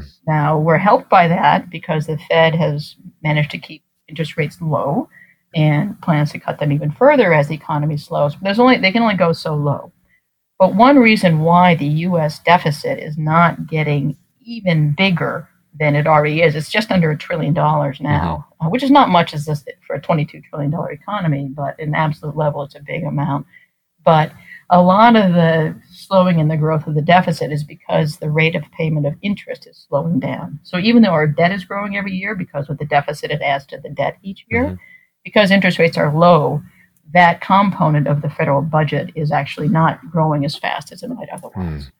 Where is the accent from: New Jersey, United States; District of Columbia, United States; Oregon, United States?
District of Columbia, United States; Washington; You recall that I'm from Washington, home of the world champion Nationals.